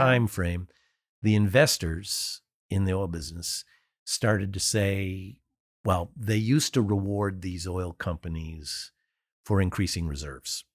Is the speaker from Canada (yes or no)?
yes; Canada; I'm Canadian